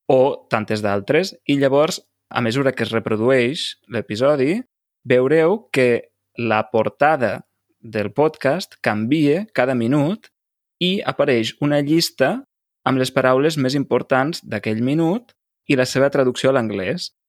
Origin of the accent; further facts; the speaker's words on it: Lleida, Catalonia, Spain; jo sóc de Lleida, allà sobretot el que es cultiva són arbres fruiters, per exemple, presseguers, pomers, mm -hmm. perers, no? Es fa mm. molta nectarina, també